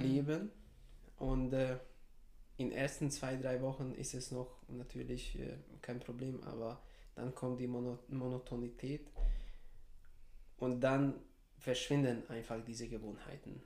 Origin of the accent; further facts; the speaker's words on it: Serbia; moved away as an adult; now in Heidelberg, Germany; Ich bin in Serbien geboren, dort aufgewachsen.